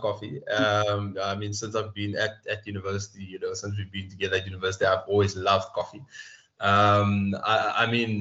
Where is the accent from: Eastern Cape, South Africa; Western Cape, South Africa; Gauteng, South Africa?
Western Cape, South Africa; Cape Town; I was born in Tafels of Mitchell's Plain. I'm from Tafels of Mitchell's Plain. So for those of us who don't know, Mitchell's Plain is part of the Cape Flats, Cape Town.